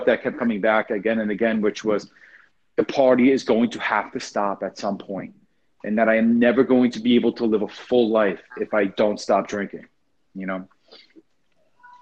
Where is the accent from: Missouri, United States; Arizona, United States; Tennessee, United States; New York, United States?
New York, United States; Long Island; moved away; I'm originally from Long Island, New York